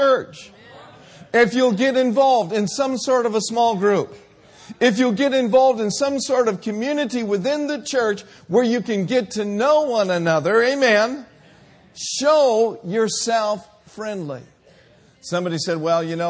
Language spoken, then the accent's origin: English; Minneapolis, Minnesota, United States; moved away; I grew up in Minneapolis, Minnesota.